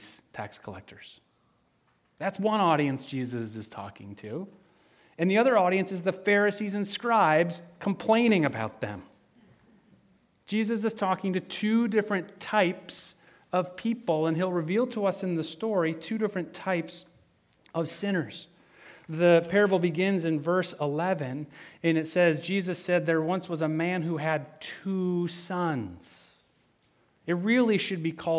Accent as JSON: {"language": "English", "region": "western Michigan", "country": "United States", "tie": "born or raised there", "said": "I grew up in Michigan, in western Michigan"}